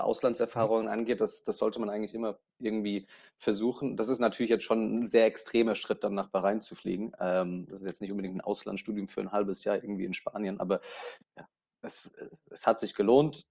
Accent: Aschaffenburg, Bavaria, Germany; moved away as an adult; now in Dubai, United Arab Emirates; in meinem Heimatort Aschaffenburg

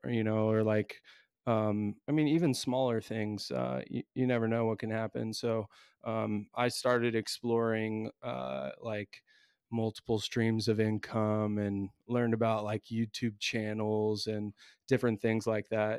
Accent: Indiana, United States; I'm from the States, Indiana, I teach in a public high school

